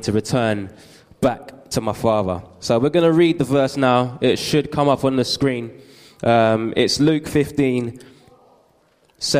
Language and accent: English; London, United Kingdom; I grew up in East London